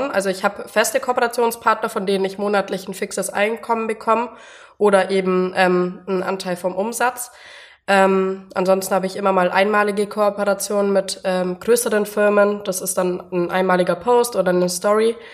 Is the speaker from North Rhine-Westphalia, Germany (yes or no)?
no; Bavaria, Germany; Ich komme aus dem Allgäu und bin 24 Jahre alt